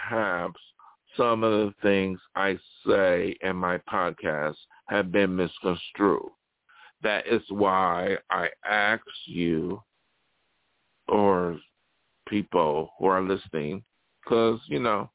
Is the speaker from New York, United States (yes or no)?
yes; Buffalo, New York, United States; moved away; also born or lived in Los Angeles; in my hometown